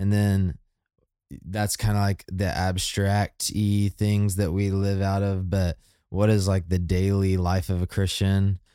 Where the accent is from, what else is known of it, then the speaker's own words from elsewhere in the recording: United States; I am American